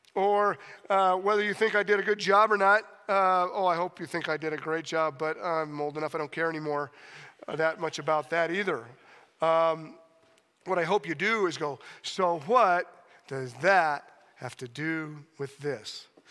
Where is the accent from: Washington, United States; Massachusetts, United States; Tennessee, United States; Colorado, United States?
Colorado, United States; Steamboat Springs; I love being in Steamboat. Uh, it's my hometown. I graduated from high school here